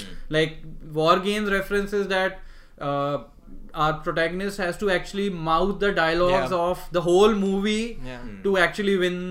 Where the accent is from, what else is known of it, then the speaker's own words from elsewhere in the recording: India; in India we know about many of these references.